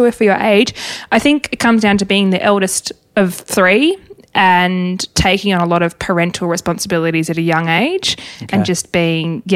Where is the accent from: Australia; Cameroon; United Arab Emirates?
Australia; Tasmania; Growing up in Tassie, I didn't realise that it's probably not normal to have a property where you see the water